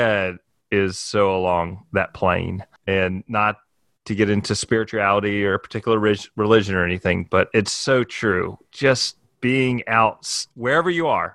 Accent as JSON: {"language": "English", "region": "Mississippi", "country": "United States", "tie": "born or raised there", "moved": "yes", "lives_now": "Jackson Hole, United States", "said": "I went to a camp growing up in Mississippi"}